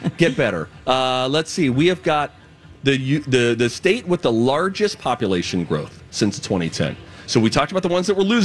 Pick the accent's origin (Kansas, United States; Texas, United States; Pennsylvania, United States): Pennsylvania, United States; now in Minnesota, United States; my home state of Pennsylvania